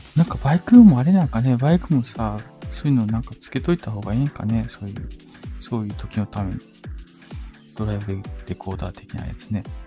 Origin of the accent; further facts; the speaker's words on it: Osaka, Japan; 大阪で生まれた。大阪です大阪人。